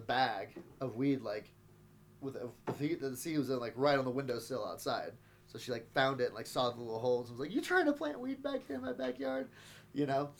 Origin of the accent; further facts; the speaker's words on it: Texas, United States; now in Denver, United States; I'm from Texas.